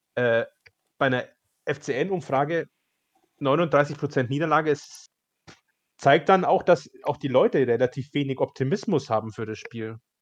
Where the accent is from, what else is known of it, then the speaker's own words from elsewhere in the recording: Upper Bavaria, Germany; Ich komme ja aus Oberbayern